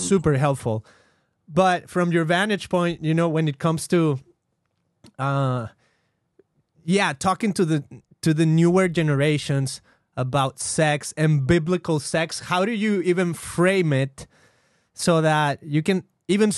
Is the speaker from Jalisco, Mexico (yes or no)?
yes; Guadalajara, Jalisco, Mexico; I grew up in Mexico, in Guadalajara, specifically the second largest city, as far as I know, of the country of Mexico.